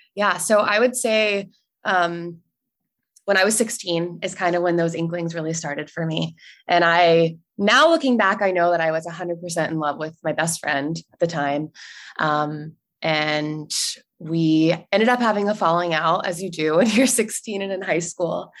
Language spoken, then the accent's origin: English; North Carolina, United States; moved away as an adult; also born or lived in Italy; now in San Francisco, United States; I grew up in the South, in North Carolina.